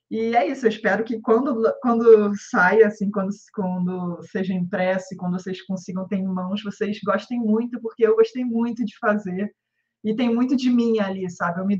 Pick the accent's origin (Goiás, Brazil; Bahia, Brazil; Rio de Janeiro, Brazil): Rio de Janeiro, Brazil; accent: carioca; now in São Paulo, Brazil; pelo meu sotaque, já vão desconfiar que eu sou carioca, então, mas exatamente eu moro em São Paulo.